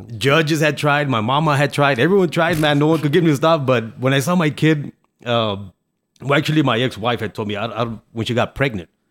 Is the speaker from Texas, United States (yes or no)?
yes; El Paso, Texas, United States; also born or lived in Ciudad Juárez, Mexico; we came from Juarez to El Paso when I was three, so I knew some English